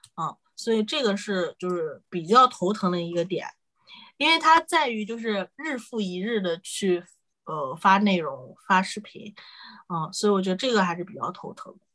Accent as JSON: {"language": "Chinese", "region": "Shandong", "country": "China", "also_born_or_lived": "Northeast China / United Kingdom", "moved": "yes", "lives_now": "Hangzhou, China", "said": "我是山东人，然后老家是东北的，但是我现在在杭州，所以就是从北到南的一个转化"}